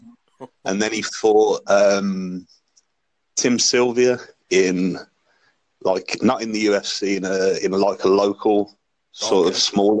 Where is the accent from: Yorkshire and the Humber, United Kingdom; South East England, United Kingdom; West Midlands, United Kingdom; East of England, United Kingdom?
West Midlands, United Kingdom; Birmingham; I'm from UK, Birmingham.